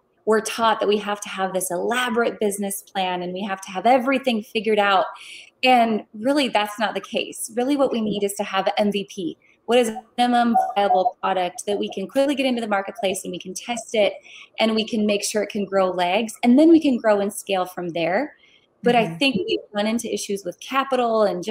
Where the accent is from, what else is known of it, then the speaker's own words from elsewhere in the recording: North Dakota, United States; I'm from North Dakota originally